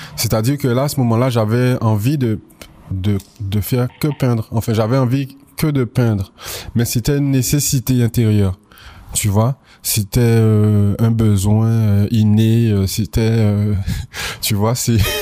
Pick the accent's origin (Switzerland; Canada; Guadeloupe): Guadeloupe; moved away as an adult; also born or lived in Paris; je suis originaire de la Guadeloupe, je suis né en Guadeloupe, j'ai grandi en Guadeloupe, j'y ai fait ma scolarité.